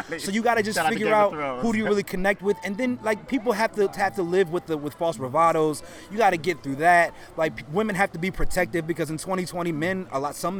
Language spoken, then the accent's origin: English; South Orange, New Jersey, United States; also born or lived in Irvington, New Jersey; now in Los Angeles, United States; I'm born and raised in Jersey. I grew up in Duality. So I grew up in a town called South Orange and a town called Irvington.